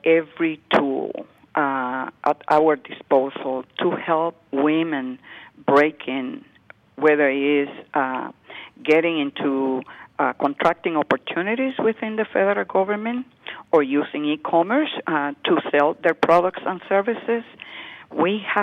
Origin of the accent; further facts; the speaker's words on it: Puerto Rico; moved away as an adult; now in New York, United States; I grew up in Puerto Rico